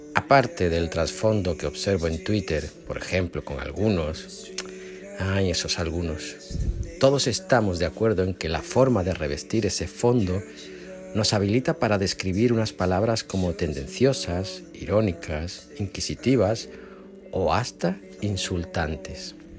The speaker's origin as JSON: {"language": "Spanish", "country": "Spain", "tie": "born or raised there", "moved": "yes", "said": "mi pueblito de España"}